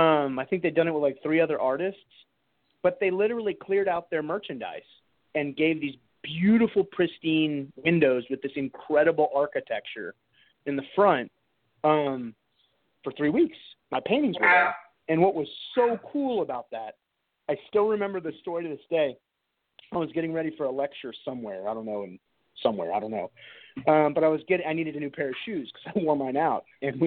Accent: San Antonio, Texas, United States; I'm from South Texas, you know, barbecue and tacos.

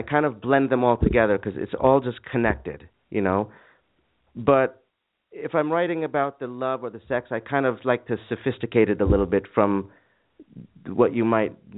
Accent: New York, United States; moved away as an adult; also born or lived in Boston / California / Arizona; I was born and raised in New York until I was 18 and went off to college in Boston

